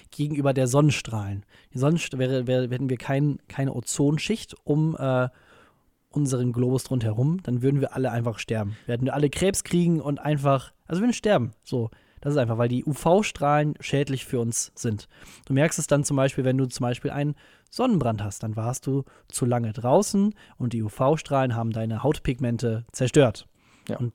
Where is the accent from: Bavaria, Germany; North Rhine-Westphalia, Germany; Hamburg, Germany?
North Rhine-Westphalia, Germany; Münster; in Münster, in meiner Heimatstadt.